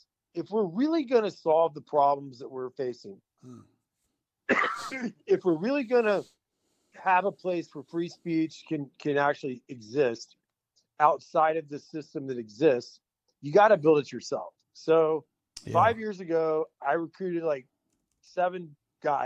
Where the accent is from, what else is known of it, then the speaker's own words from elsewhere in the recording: Texas, United States; I'm from Texas.